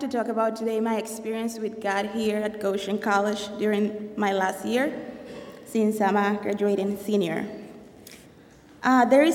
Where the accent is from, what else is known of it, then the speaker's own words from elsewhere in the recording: Colombia; now in United States; I'm from Colombia